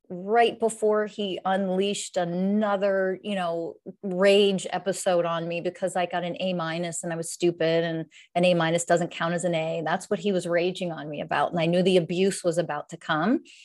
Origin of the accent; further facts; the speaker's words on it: Pennsylvania, United States; moved away as an adult; now in San Diego, United States; I'm, I'm originally from the United States, um, Pennsylvania originally. I live in San Diego, California